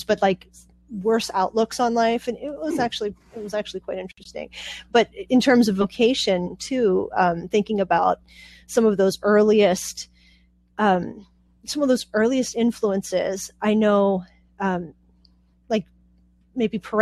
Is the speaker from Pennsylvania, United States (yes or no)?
yes; Pittsburgh, Pennsylvania, United States; also born or lived in Puerto Rico; now in Pennsylvania, United States; I was born in Puerto Rico, and we moved to Pittsburgh when I was about 4 and a half